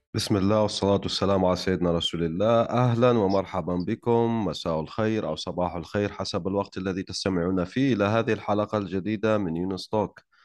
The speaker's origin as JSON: {"language": "Arabic", "country": "Algeria", "said": "أنا جزائري"}